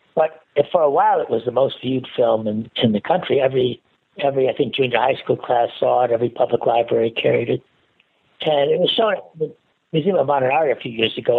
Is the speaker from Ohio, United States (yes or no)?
no; Chicago, Illinois, United States; moved away as an adult; also born or lived in Minnesota / Iowa / St. Louis; I grew up in Chicago